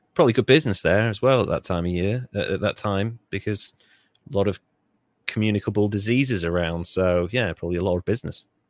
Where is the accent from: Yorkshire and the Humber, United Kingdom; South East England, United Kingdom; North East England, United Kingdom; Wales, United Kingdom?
Wales, United Kingdom; I grew up in Wales